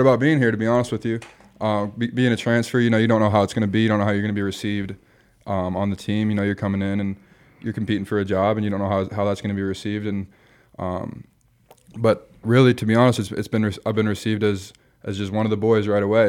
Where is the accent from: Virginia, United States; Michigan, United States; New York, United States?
Michigan, United States; moved away as an adult; also born or lived in Iowa; now in Nebraska, United States; I grew up in Michigan